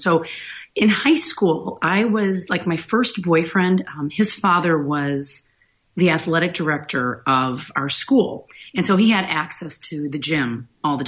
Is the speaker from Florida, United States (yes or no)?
no; Griffith, Indiana, United States; moved away as an adult; also born or lived in Gary, Indiana / Decatur, Illinois / Chicago, Illinois; now in Boca Raton, United States; I grew up in Indiana. So I was born in Gary, Indiana, and I grew up in Griffith, Indiana